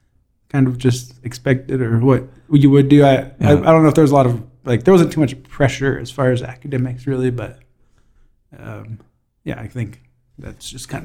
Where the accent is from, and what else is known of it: Nevada City, California, United States; born or raised there